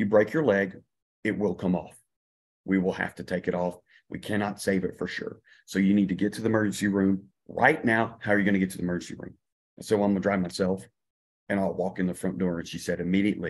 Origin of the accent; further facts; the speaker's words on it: Louisiana, United States; moved away as an adult; now in New Zealand; I'm originally from Louisiana